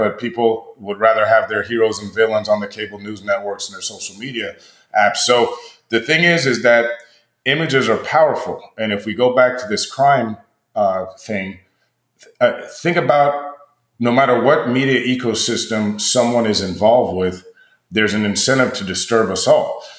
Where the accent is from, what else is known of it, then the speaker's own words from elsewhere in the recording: United States; we're American